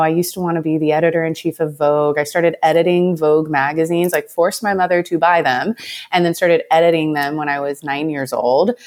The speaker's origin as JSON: {"language": "English", "region": "Southeast Texas", "country": "United States", "tie": "born or raised there", "moved": "yes", "lives_now": "Austin, United States", "said": "I come from a decently small town in, um, East Texas, Southeast Texas. Um, grew up really close to my family"}